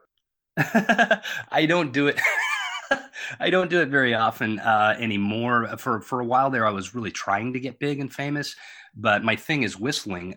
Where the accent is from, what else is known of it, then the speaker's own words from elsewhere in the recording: Long Beach, California, United States; I grew up in Long Beach, California